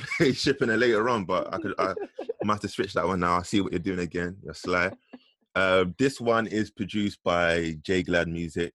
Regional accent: London, United Kingdom; growing up in the East, originators of grime

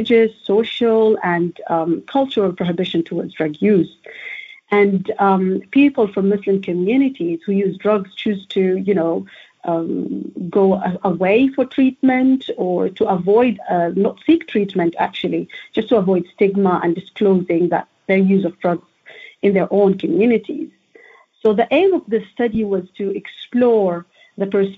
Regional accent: Oman; moved away as an adult; now in London, United Kingdom; So I am an international PhD student, actually. I'm from Oman.

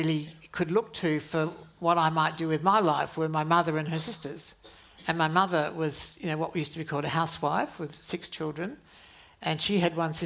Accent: Adelaide, South Australia, Australia; when I was growing up in Adelaide

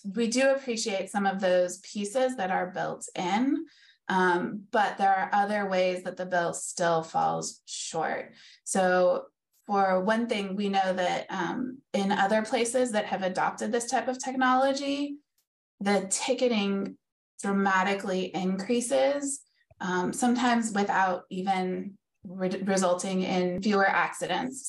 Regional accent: Davis, California, United States; growing up in Davis, which is a very bike town

